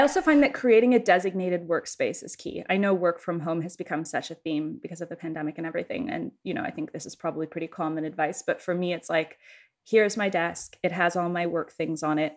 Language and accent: English; Canada; as a Canadian